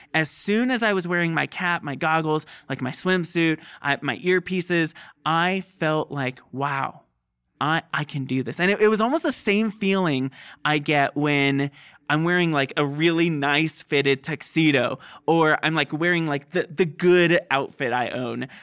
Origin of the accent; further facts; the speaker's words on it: Southern California, United States; moved away; I grew up in Southern California near the beach